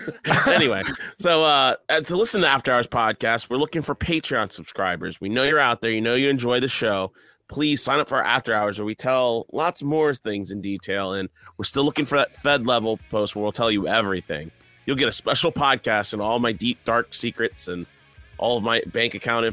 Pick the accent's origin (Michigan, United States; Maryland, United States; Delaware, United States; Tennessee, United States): Maryland, United States; oh, I'm from Maryland. We don't have, I didn't know you guys had cash booths, whatever.